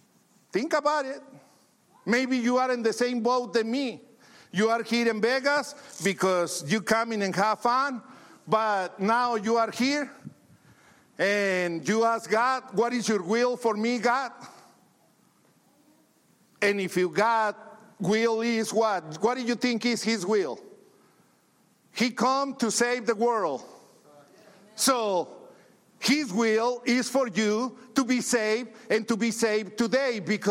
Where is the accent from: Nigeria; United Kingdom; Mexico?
Mexico; English is a second language; now in United States; You know, when I came from Mexico to the States, I just came to be rich.